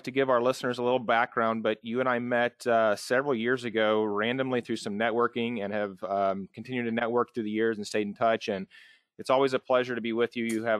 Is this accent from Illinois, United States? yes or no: yes; Edwardsville, Illinois, United States; now in St. Louis, United States; I'm not necessarily a native of St. Louis. I mean, I grew up in Edwardsville, Illinois, so I guess I'm a native of the St. Louis metro area.